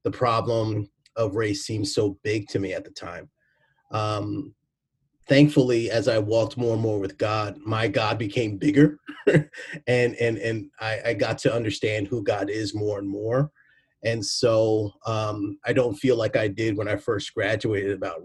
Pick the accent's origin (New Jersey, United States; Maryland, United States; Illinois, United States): New Jersey, United States; moved away as an adult; now in Waltham, United States; I grew up in New Jersey, and I grew up with a lot of racism